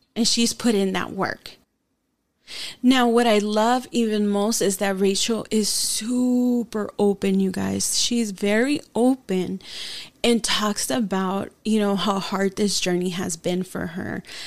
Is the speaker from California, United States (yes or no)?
yes; San Diego, California, United States; first language Spanish; English is a second language; when we moved from South San Diego to East County. I was in fourth grade